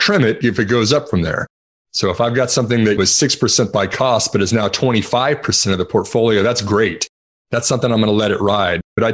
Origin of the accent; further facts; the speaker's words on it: Texas, United States; I'm from Texas